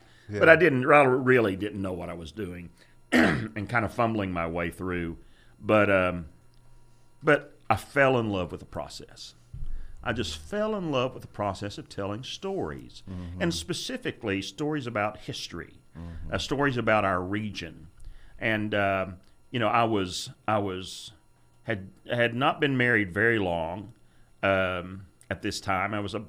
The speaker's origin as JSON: {"language": "English", "town": "Kingston", "region": "Tennessee", "country": "United States", "tie": "born or raised there", "said": "I grew up in Kingston in Roane County. My dad worked at the steam plant in Kingston. I grew up there."}